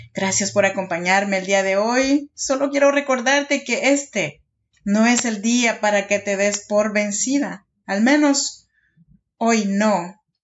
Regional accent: Oaxaca, Mexico; moved away as an adult; now in Sacramento, United States; Yo soy oaxaqueña de un pueblito chinanteco, allá, en Oaxaca y vivo en Sacramento, California desde hace ya 13 años

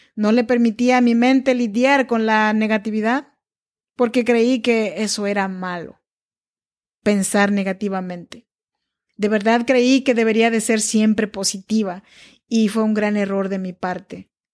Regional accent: Chinantec region, Oaxaca, Mexico; now in Sacramento, United States; Soy nacida en Oaxaca, México, en la región chinanteca. Pero yo vivo y grabo este podcast desde Sacramento, California

